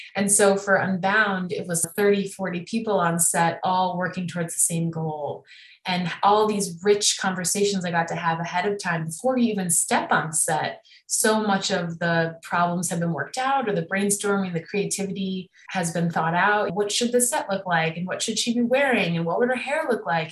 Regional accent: Evanston, Illinois, United States; moved away as an adult; also born or lived in Miami, Florida; now in Los Angeles, United States; We grew up in Evanston, Illinois together

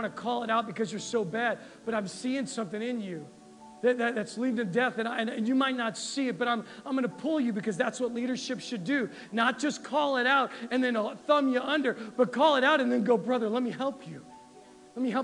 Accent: United States; We're Americans.

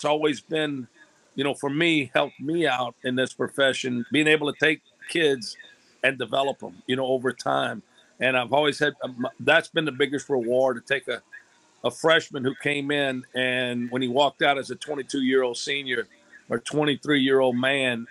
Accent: Louisiana, United States; I'm from Louisiana

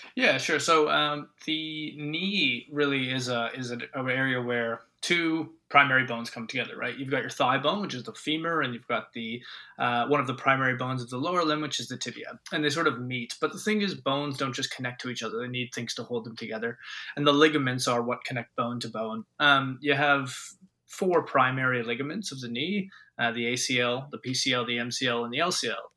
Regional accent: Ontario, Canada; moved away as an adult; now in Australia; I grew up in Ontario

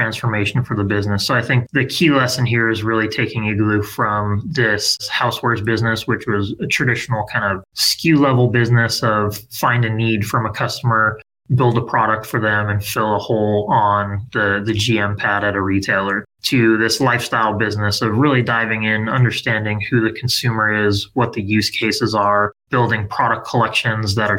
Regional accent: Southern California, United States; Born and raised in Southern California, 80s baby. So grew up skateboarding and surfing here

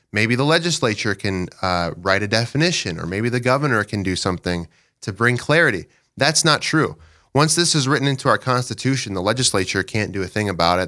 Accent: Dell Rapids, South Dakota, United States; I'm from Del Rapids. I live in Del with my wife, Sheila.

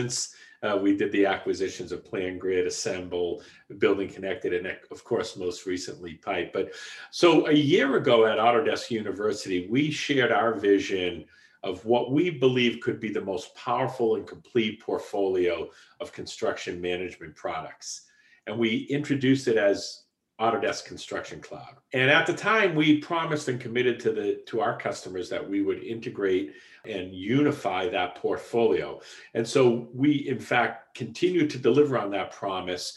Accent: Boston, Massachusetts, United States; accent: Boston; also born or lived in Portland, Oregon; my Boston accent comes across quite strong

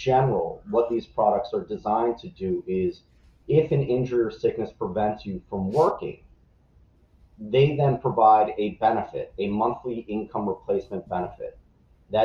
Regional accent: right outside of Philadelphia, Pennsylvania, United States; I was born and raised right outside of Philadelphia, Kobe Bryant's hometown

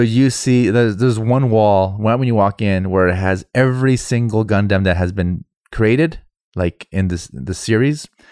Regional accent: United States; I'm fucking American

